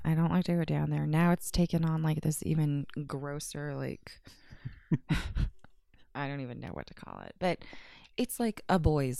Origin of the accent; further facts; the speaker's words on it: California, United States; moved away; I'm from California